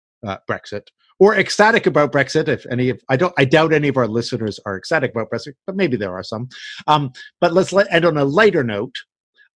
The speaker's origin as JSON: {"language": "English", "country": "Canada", "moved": "yes", "lives_now": "Spain", "said": "as a Canadian"}